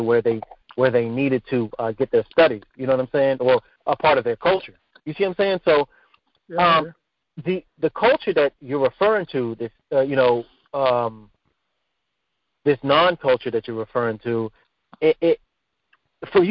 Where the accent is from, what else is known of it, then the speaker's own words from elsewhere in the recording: United States; I grew up as an American